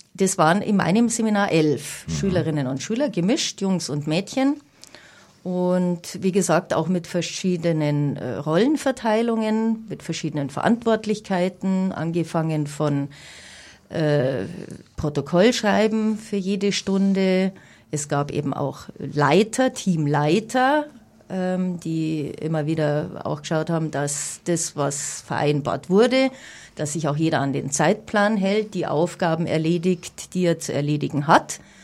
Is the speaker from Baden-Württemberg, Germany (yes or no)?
no; Munich, Bavaria, Germany; bin in München geboren. Ich bin Münchnerin durch und durch